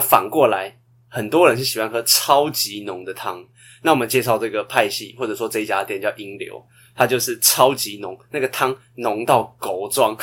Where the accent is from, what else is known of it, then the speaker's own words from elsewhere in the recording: Taiwan; 我们台湾人不是会拿一些呃酱油啊、辣椒啊，或者是沙茶拿去沾你的面吗？